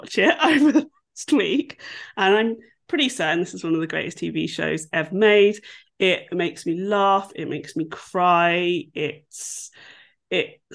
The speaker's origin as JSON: {"language": "English", "region": "England", "country": "United Kingdom", "said": "As an English person"}